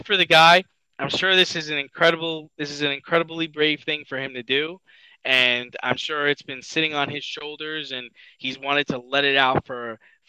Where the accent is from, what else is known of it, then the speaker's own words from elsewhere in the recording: New York, United States; we're from New York